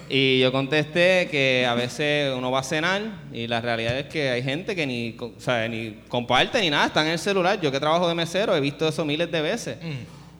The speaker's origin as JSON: {"language": "Spanish", "country": "Puerto Rico", "moved": "yes", "said": "soy el primer puertorriqueño"}